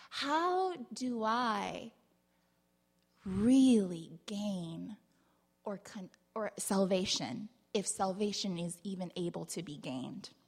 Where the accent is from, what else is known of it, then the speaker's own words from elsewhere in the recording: San Diego, California, United States; I grew up in San Diego, kind of, sort of, but not really.